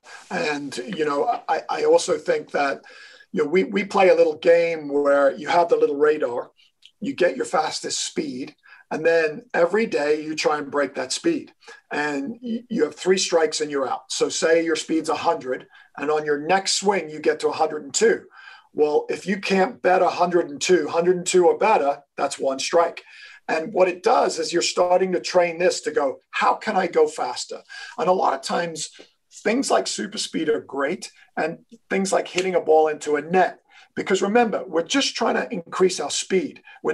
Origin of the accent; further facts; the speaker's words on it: Kenya; also born or lived in England, United Kingdom; I was born in England. I was raised in Kenya. And Kenya is one of the biggest coffee growing places in the world.